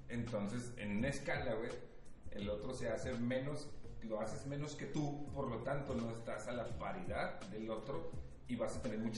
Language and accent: Spanish; Mexico; ha de ser un pinche racista y soy mexicano, güey